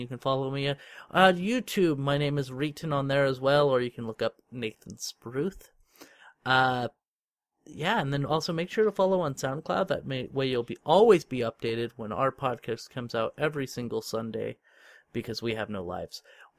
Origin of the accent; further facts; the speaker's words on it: United States; Because I'm American.